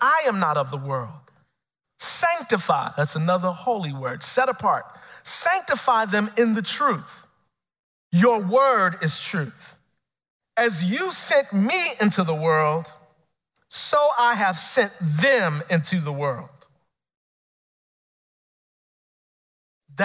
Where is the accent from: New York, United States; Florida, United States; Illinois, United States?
Illinois, United States; Chicago; I'm born and raised in Chicago